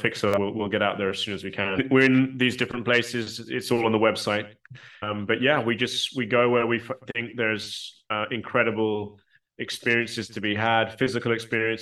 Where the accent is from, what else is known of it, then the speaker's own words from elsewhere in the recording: United Kingdom; I'm British and I'm based in the UK